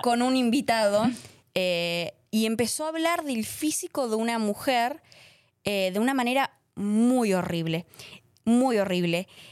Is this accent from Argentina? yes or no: yes; Argentina; moved away; estaba en Argentina